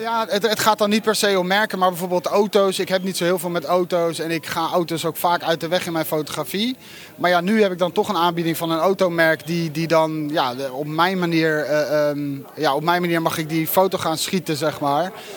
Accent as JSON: {"language": "Dutch", "country": "Netherlands", "said": "je hebt als Nederlander nog nooit zoiets meegemaakt."}